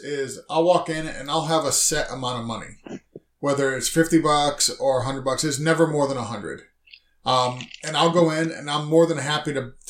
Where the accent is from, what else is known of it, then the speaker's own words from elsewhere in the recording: Massachusetts, United States; also born or lived in New York; now in Florida, United States; So I grew up in Massachusetts and I lived in Massachusetts and New York